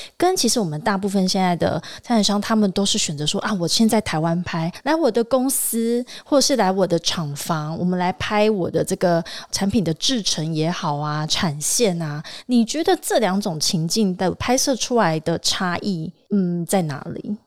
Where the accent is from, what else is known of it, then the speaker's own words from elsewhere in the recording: Tainan, Taiwan; 而且你知道我台南人嘛？